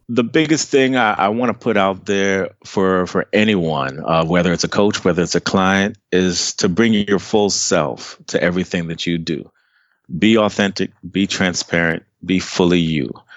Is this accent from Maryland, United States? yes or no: yes; Takoma Park, Maryland, United States; moved away as an adult; also born or lived in Trinidad and Tobago (family origin); now in Dallas, United States; I was born and raised right outside of D C in a city called Tacoma Park, Maryland.